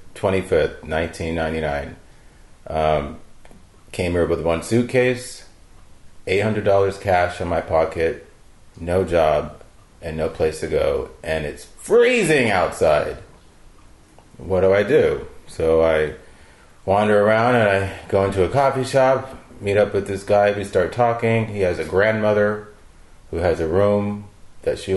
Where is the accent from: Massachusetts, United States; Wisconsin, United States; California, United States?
California, United States; Hayward; moved away as an adult; also born or lived in Oakland, California / Los Angeles, California; now in New York, United States; grew up in Hayward. Actually, I was born in Oakland. And we lived there until I was 5.